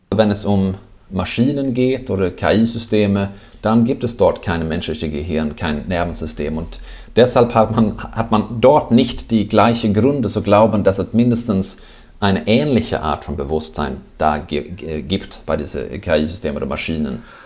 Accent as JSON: {"language": "German", "country": "Sweden", "second_language": "German", "moved": "yes", "lives_now": "Netherlands", "said": "ich bin Schwede, das hört man vielleicht"}